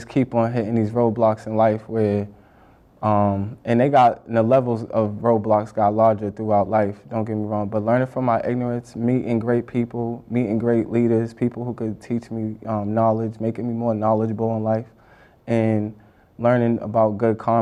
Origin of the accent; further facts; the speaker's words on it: Boston, Massachusetts, United States; growing up in Boston